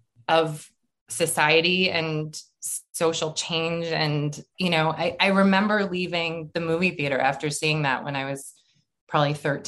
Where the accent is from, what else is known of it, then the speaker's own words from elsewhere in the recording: Boston, Massachusetts, United States; moved away; I'm from Boston